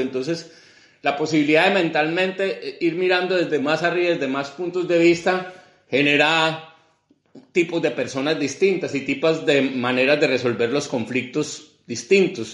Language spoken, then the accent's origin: Spanish; Colombia; moved away